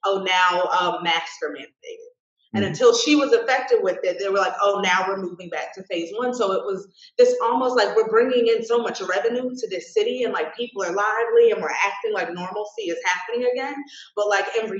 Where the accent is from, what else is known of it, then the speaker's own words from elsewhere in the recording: United States; being American